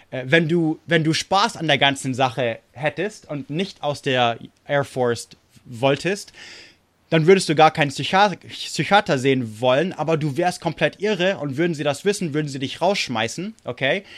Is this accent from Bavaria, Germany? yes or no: yes; Munich, Bavaria, Germany; also born or lived in United States; also München und so, also wo, wo ich aufgewachsen bin